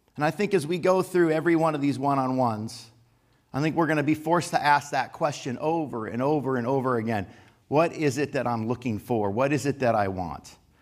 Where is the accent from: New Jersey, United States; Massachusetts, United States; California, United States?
California, United States; Los Angeles; I grew up in the San Fernando Valley